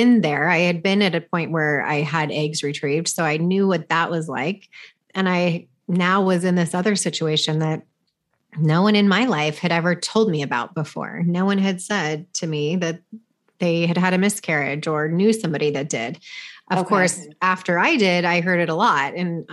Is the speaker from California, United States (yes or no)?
yes; California, United States; I'm from California, I live in California